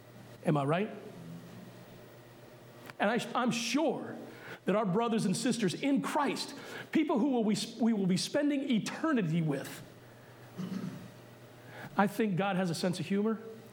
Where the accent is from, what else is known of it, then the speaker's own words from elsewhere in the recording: Puerto Rico; born there; Yes, I was born in Puerto Rico. Yes, I'm considered Puerto Rican by birth. But if you haven't noticed, I'm lily white.